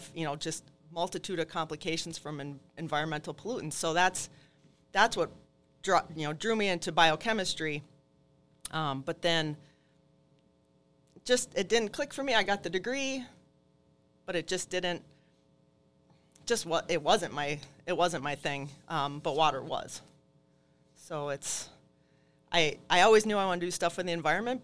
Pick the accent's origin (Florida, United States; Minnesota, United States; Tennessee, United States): Minnesota, United States; Barnum; also born or lived in Duluth, Minnesota; I'm originally from Carlton County, not that far from here. So I started actually in Duluth. We moved when I was right before second grade. We moved down to Barnum